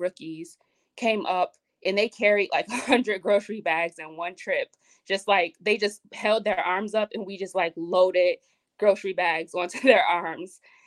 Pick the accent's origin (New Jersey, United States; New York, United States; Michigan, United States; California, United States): New York, United States; Buffalo; I'm from Buffalo